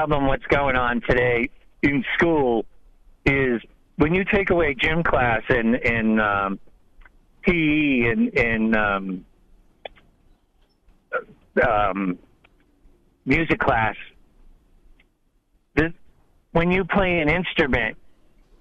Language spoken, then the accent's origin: English; New England, United States; I'm from New England